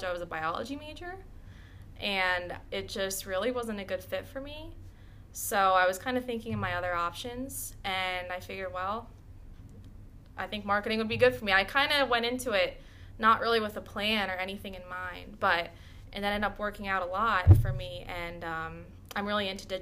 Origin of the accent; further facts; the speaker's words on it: Boyertown, Pennsylvania, United States; I have always grown up in the Boerton area. I graduated from Boerton High School in 2015, so I've always been in the area